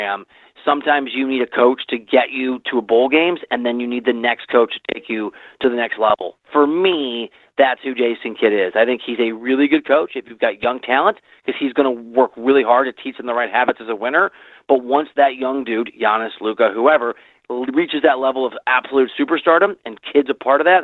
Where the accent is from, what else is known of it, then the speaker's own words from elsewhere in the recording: Midwest, United States; the part of the country I'm from the Midwest